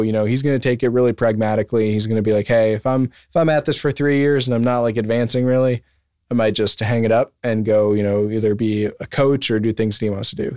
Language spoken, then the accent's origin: English; Wisconsin, United States; moved away; I'm from Wisconsin